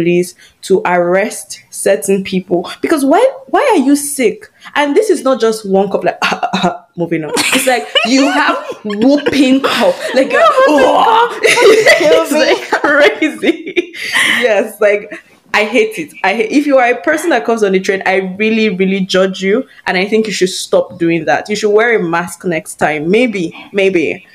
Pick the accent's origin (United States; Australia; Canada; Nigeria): Nigeria; moved away as an adult; Being Nigerian